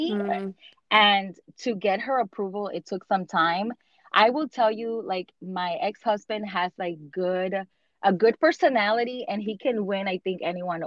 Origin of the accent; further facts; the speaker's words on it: New York, United States; also born or lived in Dominican Republic; have lived in the United States or New York for almost 32 years